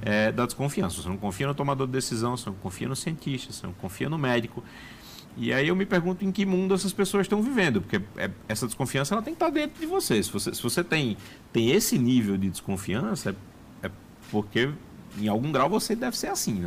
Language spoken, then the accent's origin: Portuguese; Brazil; como brasileiro